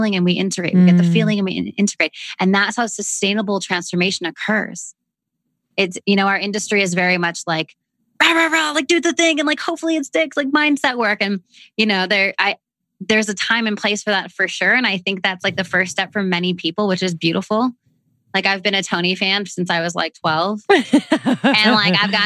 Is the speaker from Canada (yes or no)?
yes; Canada; accent: Canadian; my Canadian accent